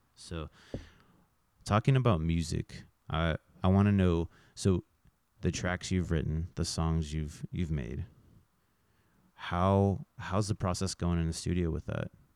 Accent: Fort Scott, Kansas, United States; also born or lived in Manhattan, Kansas; now in Kansas City, United States; born and raised in Fort Myers, Florida

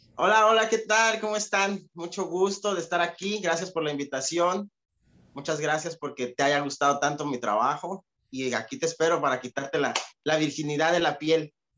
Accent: Atlixco, Puebla, Mexico; moved away as an adult; also born or lived in New Jersey; now in United States; yo vengo de un lugar que se llama Atlixco, Atlixco, Puebla

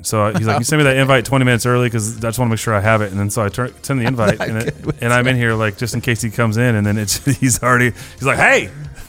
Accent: Chico, California, United States; now in the South, United States; I love my people in my hometown up in Chico, California

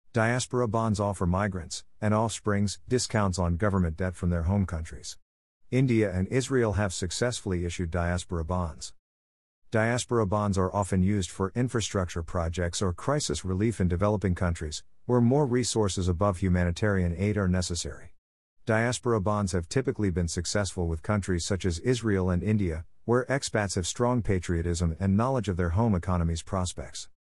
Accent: England, United Kingdom; moved away; also born or lived in Jamaica; When I was growing up in England, I was on track to represent Great Britain, G B, in athletics and England in football.

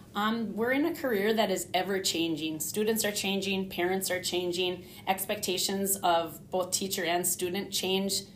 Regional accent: Hibbing, Minnesota, United States; also born or lived in Gaylord, Minnesota / Arlington, Minnesota; now in Grand Rapids, United States; I was born in Hibbing, Minnesota, which is a town close to Grand Rapids, and I went through grade school, high school, everything there in Hibbing

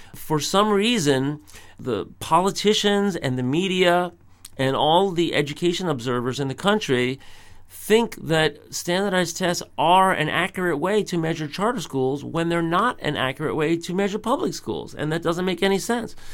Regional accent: New York City, New York, United States; I grew up in New York City

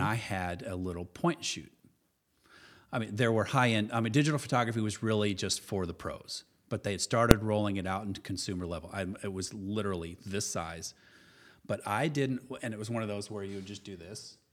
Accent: Springfield, Illinois, United States; moved away; I grew up in Central Illinois. Uh, I was born in Springfield, land of Lincoln.

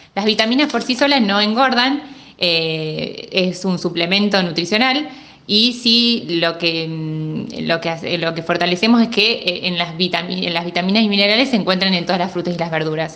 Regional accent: Morteros, Córdoba, Argentina; moved away; yo nací en Morteros y bueno, hoy, por, esta situación tengo toda mi familia lejos

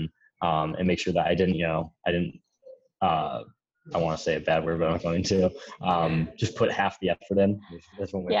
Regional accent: Rochester Hills, Michigan, United States; moved away as an adult; I've lived in Rochester my entire life, and I appreciate my hometown.

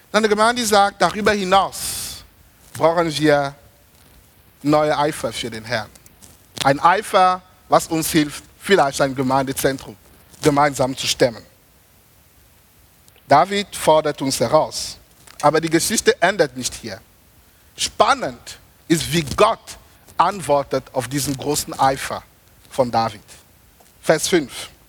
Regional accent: Germany; ich habe denen gesagt, ich komme aus Deutschland, ich faste nicht 21 Tage

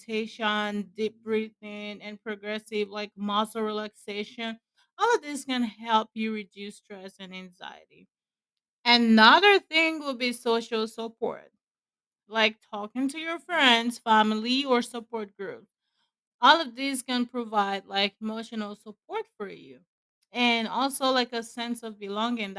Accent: Nigeria; where I'm from, I'm a Nigerian

